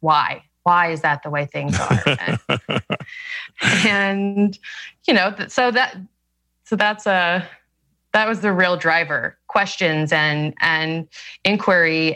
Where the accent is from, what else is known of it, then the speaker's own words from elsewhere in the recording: Arkansas, United States; I grew up in Arkansas, which was a very outwardly religious place